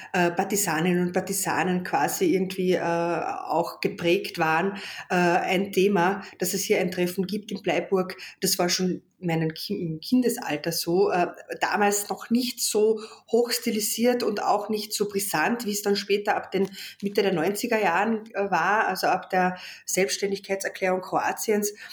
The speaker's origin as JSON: {"language": "German", "region": "Carinthia", "country": "Austria", "said": "als Kärntner Slowenin"}